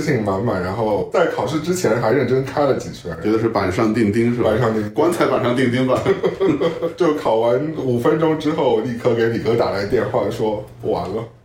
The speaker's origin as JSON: {"language": "Chinese", "region": "Shanghai", "country": "China", "moved": "yes", "lives_now": "New York, United States", "said": "我在纽约的上海人"}